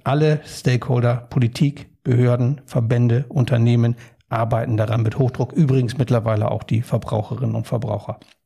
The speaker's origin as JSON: {"language": "German", "country": "Germany", "said": "Wir stehen da übrigens als Deutsche in Europa"}